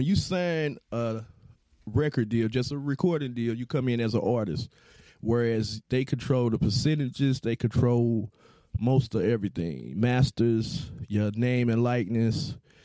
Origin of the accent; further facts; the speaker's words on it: St. Louis, Missouri, United States; now in Atlanta, United States; I'm originally from St. Louis by way of Atlanta